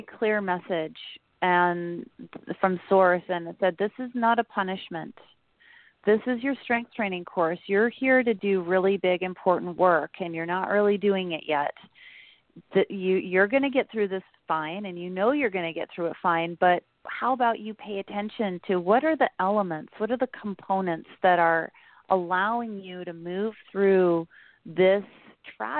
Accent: Utah, United States; moved away as an adult; also born or lived in California; I grew up in Utah

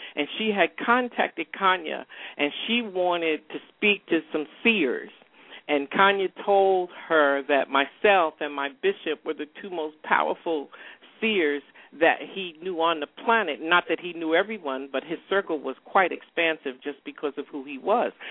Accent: New York, United States; moved away as an adult; also born or lived in rural Virginia; now in Atlanta, United States; New York, which is my home state

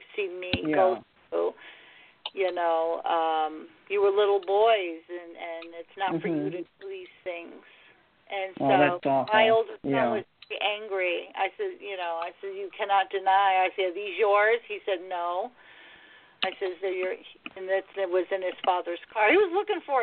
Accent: United States; now in Connecticut, United States; I'm from the United. I'm an American girl, not a French girl.

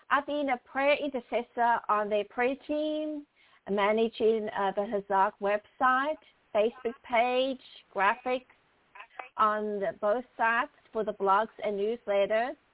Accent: Port Elizabeth, Eastern Cape, South Africa; now in Houston, United States; Well, I was born and raised in Port Elizabeth, South Africa, and made my way over to the United States in 1994 to Houston, Texas.

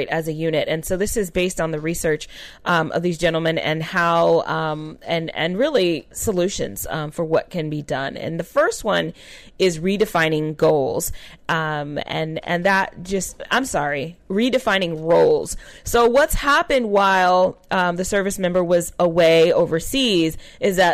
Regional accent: California, United States; I'm from California.

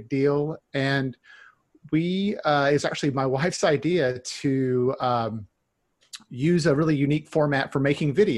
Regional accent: North Carolina, United States; also born or lived in Seattle; now in Orcas Island, United States; I'm from North Carolina originally, but Northwest is home for sure

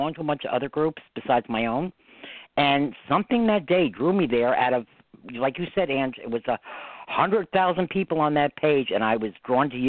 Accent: New York suburbs, United States; accent: New York; I got the New York accent. I live about 40 miles from the city. I grew up in the suburbs.

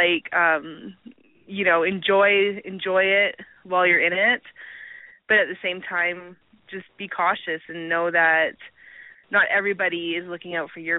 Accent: Alberta, Canada; Um, I'm from Canada.

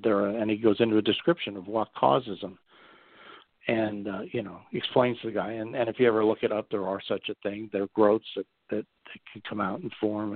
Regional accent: coal region of Pennsylvania, United States; accent: coal speak; also born or lived in Berks County, Pennsylvania; I'm from the coal region, and if anybody ever met anybody from the coal region of Pennsylvania, they sort of have their unique way of speaking

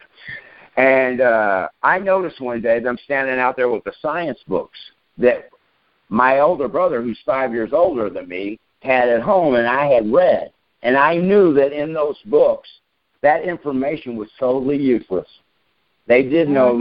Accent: Shelbyville, Kentucky, United States; moved away as an adult; also born or lived in Louisville, Kentucky / Hollywood, California / Rome, Italy / New York City; now in Detroit, United States; I was raised in Kentucky.

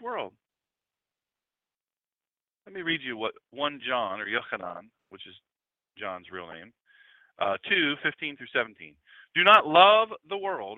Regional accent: Lewes, Delaware, United States; I'm from Lewis, Delaware, where we eat crabs and clams and oysters. I could pick a crab at 3-4 years old

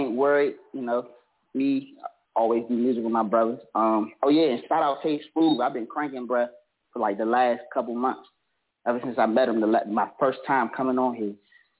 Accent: Washington, District of Columbia, United States; I'm from Washington, D.C., South Side, you know. The trenches.

